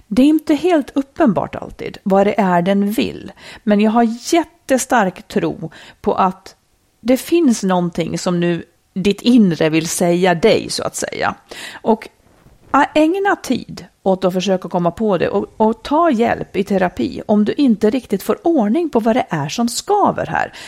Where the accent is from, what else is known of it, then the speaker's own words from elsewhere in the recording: Dalarna County, Sweden; moved away; also born or lived in Roslagen; Det var liksom mina rötter. Jag kommer ju också från Dalarna.